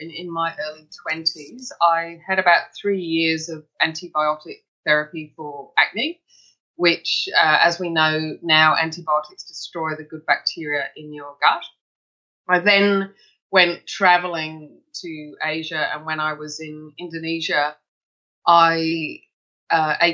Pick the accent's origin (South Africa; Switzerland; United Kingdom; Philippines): United Kingdom; England; moved away as an adult; now in Melbourne, Australia; I come from England, and I studied as a nurse in England